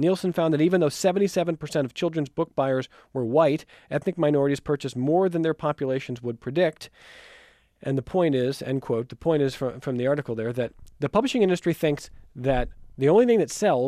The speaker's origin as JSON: {"language": "English", "town": "Cleveland", "region": "Ohio", "country": "United States", "said": "I'm from Cleveland. He's my hero."}